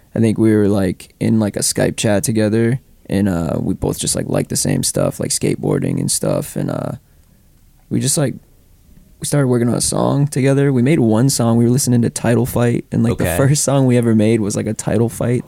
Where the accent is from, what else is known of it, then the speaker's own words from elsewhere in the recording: Foxborough, Massachusetts, United States; hometown headlining show because I grew up in Foxborough.